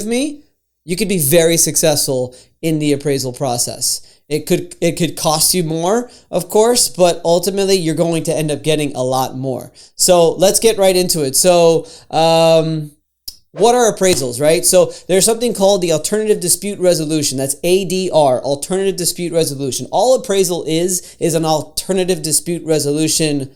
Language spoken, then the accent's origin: English; Florida, United States; I'm from Florida